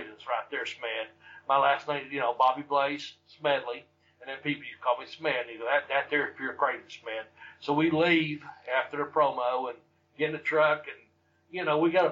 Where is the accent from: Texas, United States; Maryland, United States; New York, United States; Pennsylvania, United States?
Maryland, United States; Baltimore; moved away as an adult; now in Kentucky, United States; I was born in Kentucky, stayed here 6 months, and then I went to Baltimore, Maryland until 19